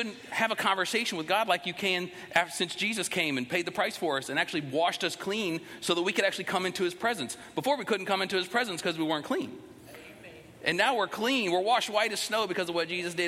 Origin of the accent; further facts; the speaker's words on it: United States; we as American Christians